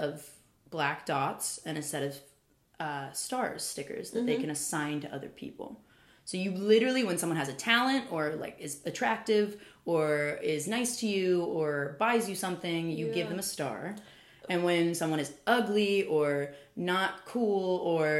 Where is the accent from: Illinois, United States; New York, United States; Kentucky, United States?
Kentucky, United States; moved away; also born or lived in Nashville, Tennessee; I am a hillbilly from Kentucky